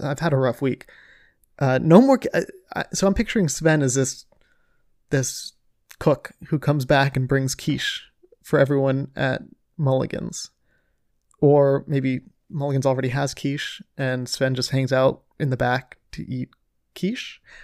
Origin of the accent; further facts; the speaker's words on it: Ohio, United States; I'm from Ohio